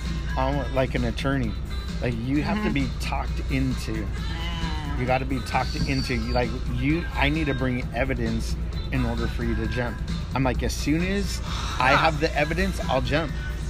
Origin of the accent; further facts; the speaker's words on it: Montana, United States; but that later on in life I grew up in Montana, you know, the second part of my life.